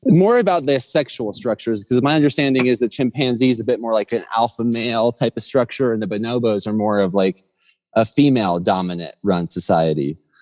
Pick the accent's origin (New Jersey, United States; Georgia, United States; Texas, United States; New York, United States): Georgia, United States; moved away; growing up in Georgia in the South playing baseball and sports